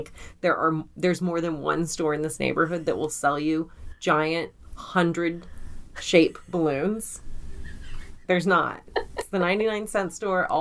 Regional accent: Colorado, United States; moved away; I grew up in Colorado

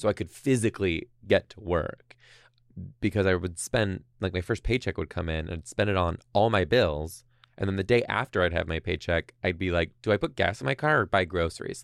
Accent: Detroit, Michigan, United States; now in Seattle, United States; I'm from Detroit.

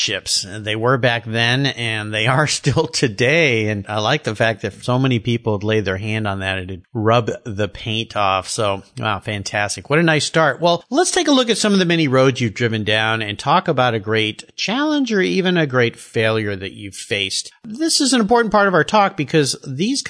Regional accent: Southern California, United States; I grew up in Southern California where I was out in the ocean a lot.

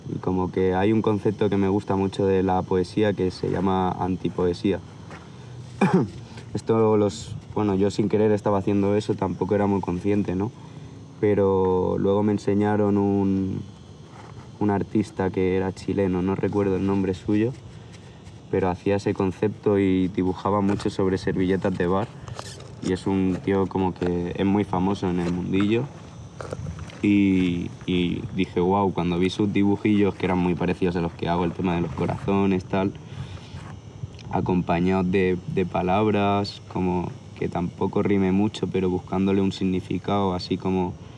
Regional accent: Sant Andreu de la Barca, Catalonia, Spain; vengo de un pueblecito de Barcelona que se llama San Andreu de la Barca. Está en el Valle Obregat, dirección como para Montserrat. Y bueno, mi familia mitad andaluza, mitad extremeña.

